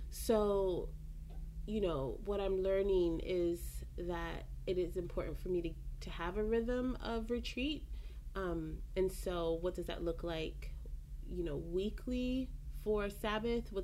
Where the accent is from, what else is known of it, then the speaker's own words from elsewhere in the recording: Belize; I'm from Belize